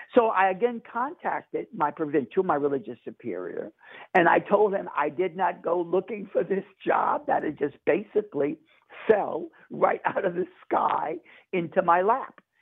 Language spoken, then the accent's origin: English; New Orleans, Louisiana, United States; growing up in New Orleans, my older sister is a poor Clare nun